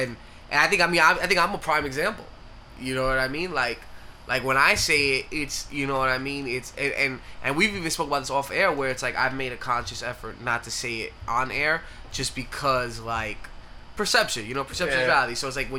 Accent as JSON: {"language": "English", "region": "New York", "country": "United States", "tie": "born or raised there", "said": "Growing up in New York."}